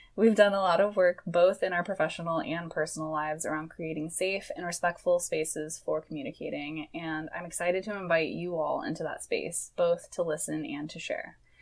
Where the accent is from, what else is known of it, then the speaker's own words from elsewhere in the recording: Michigan, United States; moved away as an adult; now in Portland, United States; I am from Michigan originally